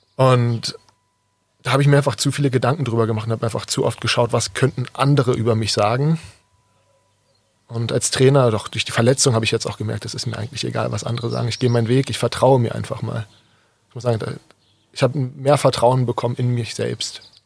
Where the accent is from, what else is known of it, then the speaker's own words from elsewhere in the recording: Berlin, Germany; moved away as an adult; now in Kirchheim unter Teck, Germany; komme gebürtig aus Berlin